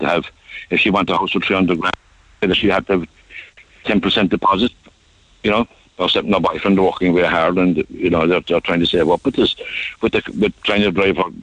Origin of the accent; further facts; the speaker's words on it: Ireland; we're Irish people. My grandparents were Irish